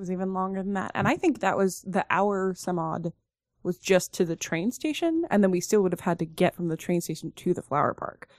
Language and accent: English; Oregon, United States; we're from Oregon